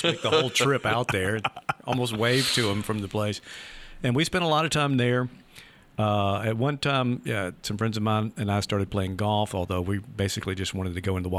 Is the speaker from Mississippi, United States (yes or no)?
yes; Leland, Mississippi, United States; growing up in Leland, Mississippi, you know, the Delta, so kind of a flat area.